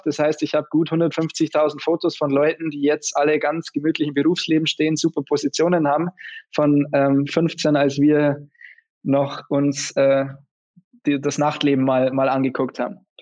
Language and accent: German; Bavarian Forest, Germany; now in Munich, Germany; wir haben einen Familienbetrieb daheim seit, seit fast seit über 160 Jahren. Es ist ein klassischer Mittelstand, das ist eine Lederfabrik im Bayerischen Wald.